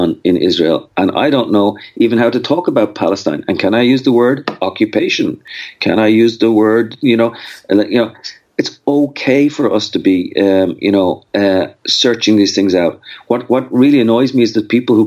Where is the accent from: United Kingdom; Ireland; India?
Ireland; Dublin, Leinster; moved away as an adult; also born or lived in Austin, Texas / Brenham, Texas; now in United States; I grew up in Dublin